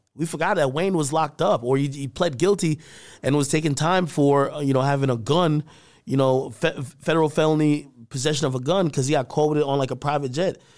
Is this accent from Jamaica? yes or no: yes; Jamaica; moved away; my family from a third world country, Jamaica, and I was born there